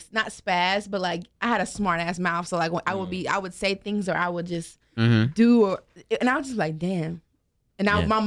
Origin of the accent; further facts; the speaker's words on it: North Carolina, United States; also born or lived in Biloxi, Mississippi / Germany; I was raised in North Carolina, but I'm from Mississippi